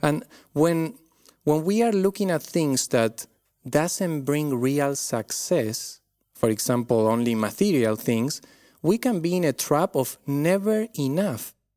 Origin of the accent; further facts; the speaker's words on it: Argentina; accent: Argentine; moved away; I come from Argentina. This is where this accent is from.